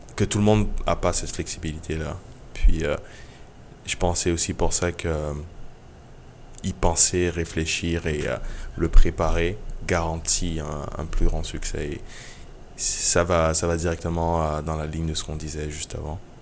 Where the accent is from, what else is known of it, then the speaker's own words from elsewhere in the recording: Côte d’Ivoire; moved away; also born or lived in Benin; d'aller en Côte d'Ivoire, qui est mon pays natal